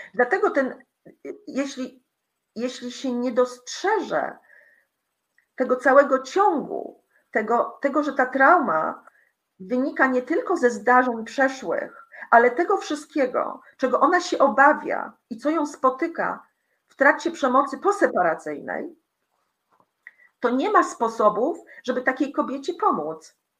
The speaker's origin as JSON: {"language": "Polish", "country": "Poland", "also_born_or_lived": "Greece / Italy", "moved": "as an adult", "said": "uciekłam, y, z Polski, y, w osiemdziesiątym chyba siódmym roku, y, m, byłam emigrantką"}